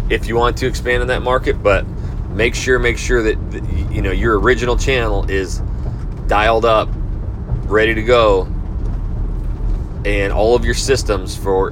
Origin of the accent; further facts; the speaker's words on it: North Idaho, United States; I'm from North Idaho